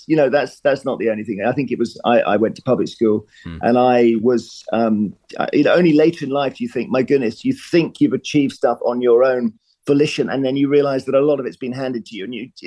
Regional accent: Cheam, London, United Kingdom; moved away as an adult; also born or lived in Durham; I was brought up in Cheam in Surrey. It's a very, the word boring is not always negative, but it was a boring suburb of London. It was in London's shadow.

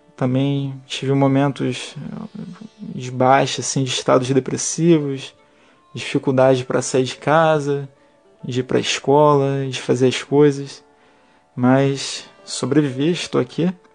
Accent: Rio de Janeiro, Brazil; nascido e criado na Ilha do Governador, zona norte do Rio de Janeiro

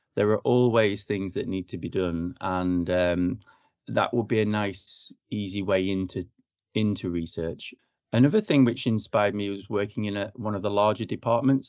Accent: Chorley, North West England, United Kingdom; moved away as an adult; also born or lived in London / Croydon / Brighton / New Zealand; now in Bath, United Kingdom; originally, I'm from the Northwest. I'm from Chorley, Lancashire

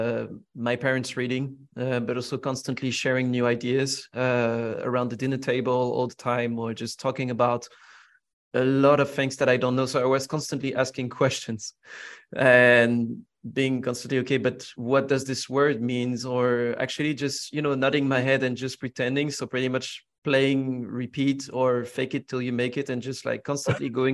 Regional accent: Villeneuve-Saint-Georges, Île-de-France, France; I grew up in the suburbs of Paris, in a town called Villeneuve-Saint-Georges. I mean, that's actually where I'm born.

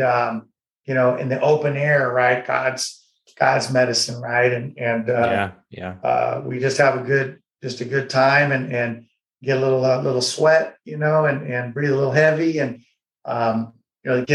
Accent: United States; as an American, as someone who's fought for this country

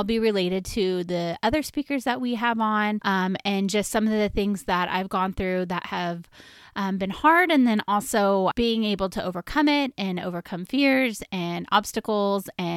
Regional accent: Sonoma County, California, United States; I was born and raised in Sonoma County, which is in California, and I have lived in this wonderful county my whole life. I have never moved away

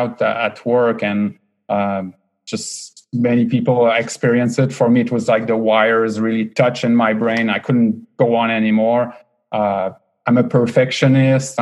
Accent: Quebec City, Quebec, Canada; accent: French-Canadian; first language French; English is a second language; moved away as an adult; also born or lived in Montreal / Boston; now in Bay Area, United States; I was born and raised in Quebec City in Canada. So French Canadian.

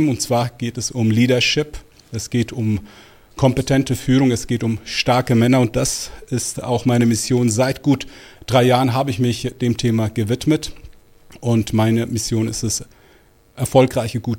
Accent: Switzerland; Ich bin aber tatsächlich in der Schweiz geboren und aufgewachsen. Alles in allem waren das gute 44 Jahre meines Lebens.

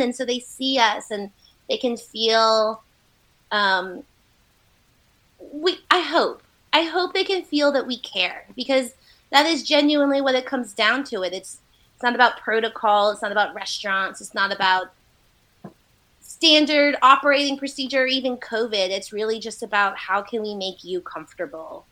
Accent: Asheville, North Carolina, United States; also born or lived in China; I was all pretty much born and raised here in Asheville

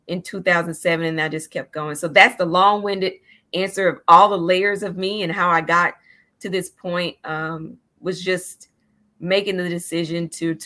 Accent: Chattanooga, Tennessee, United States; I'm from Chattanooga and Tennessee

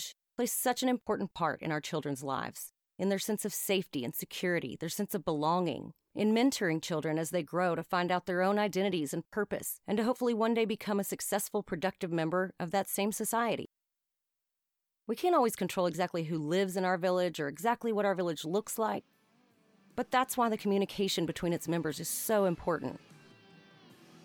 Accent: the South, United States; Having been born and raised in the South, with the majority of my family in the North

